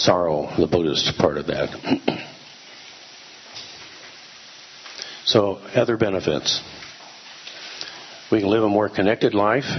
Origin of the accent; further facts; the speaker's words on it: United States; I was from America